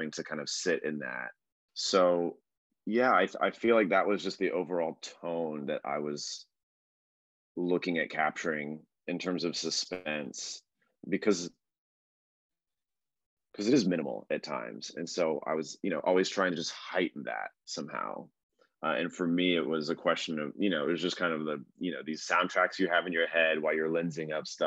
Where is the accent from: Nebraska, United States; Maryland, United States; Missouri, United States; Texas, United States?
Texas, United States; moved away; I'm originally from Texas